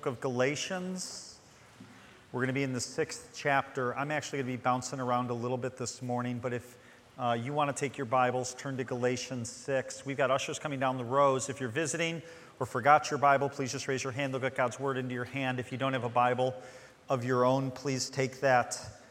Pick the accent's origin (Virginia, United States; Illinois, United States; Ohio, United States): Illinois, United States; Chicago; also born or lived in Western Michigan; now in Grand Haven, United States; I'm from Chicago